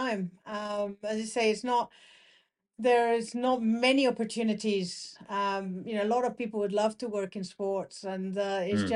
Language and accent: English; Canary Islands, Spain; I grew up in the Canary Islands. That's where I'm from